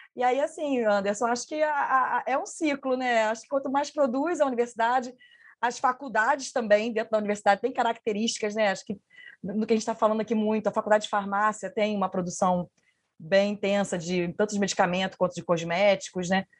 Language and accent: Portuguese; Niterói, Rio de Janeiro, Brazil; moved away; also born or lived in Minas Gerais; eu vim de Minas, né? Eu sou de Niterói, mas fiquei um bom tempo em Minas